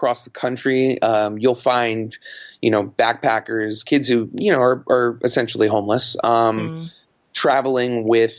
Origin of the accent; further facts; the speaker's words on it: New York City, New York, United States; I grew up in and around New York City my entire life